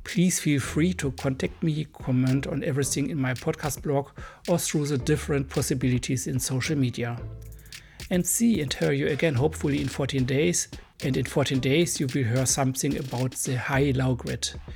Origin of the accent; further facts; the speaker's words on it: Germany; accent: hard accent; English is a second language; I'm a German boy.